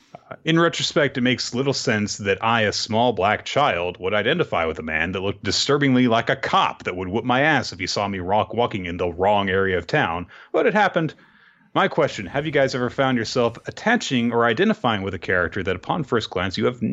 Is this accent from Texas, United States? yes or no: no; Florida, United States; I'm from Florida, Chico. You can't kill me. I'm already dead.